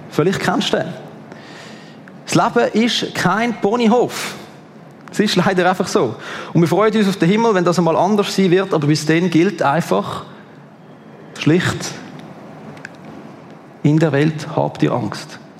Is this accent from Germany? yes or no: no; Switzerland; wir als Schweizer